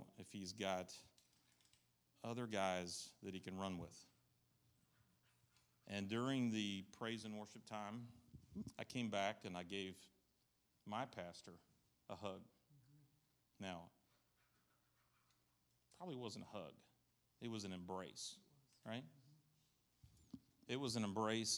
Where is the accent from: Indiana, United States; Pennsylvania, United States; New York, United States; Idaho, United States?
New York, United States; now in Southern United States; I'm from New York